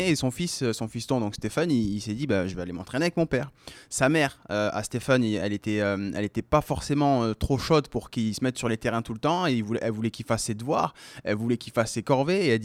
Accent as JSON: {"language": "French", "town": "Amiens", "region": "Hauts-de-France", "country": "France", "tie": "born there", "said": "Je suis né à Amiens."}